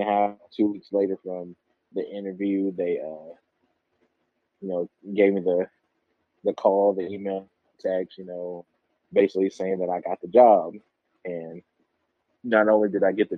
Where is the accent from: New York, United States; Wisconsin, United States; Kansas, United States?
Kansas, United States; Wichita; I'm from Kansas and, you know, Wichita, we call ourselves the Dub